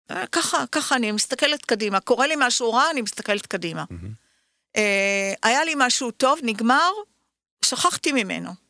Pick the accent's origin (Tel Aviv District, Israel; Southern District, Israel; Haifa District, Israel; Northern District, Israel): Tel Aviv District, Israel; Tel Aviv; ברחוב בורחוב.